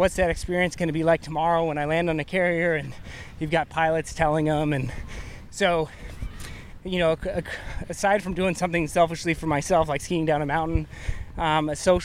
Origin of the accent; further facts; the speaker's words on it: the Northwest, Pacific Northwest, United States; I grew up in the Northwest